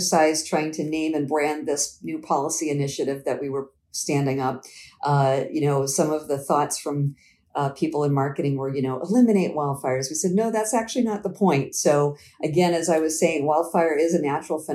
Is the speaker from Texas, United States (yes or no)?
no; Quincy, Massachusetts, United States; my family moved to the home that we grew up in Quincy, Massachusetts. We moved there in 1977 when I was 12